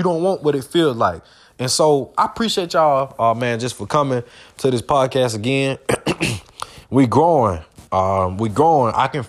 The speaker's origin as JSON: {"language": "English", "region": "Georgia", "country": "United States", "said": "I want to talk about the Falcons real quick, man, because that's where I'm from Georgia."}